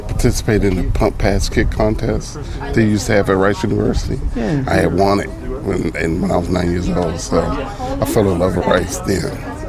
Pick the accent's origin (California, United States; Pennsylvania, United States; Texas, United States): Texas, United States; Houston; Yes, I grew up in Houston.